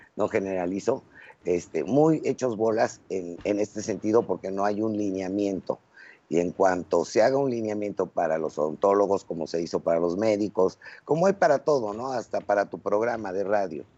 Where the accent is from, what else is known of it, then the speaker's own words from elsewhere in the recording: Mexico; somos mexicanos y aquí vamos a vivir siempre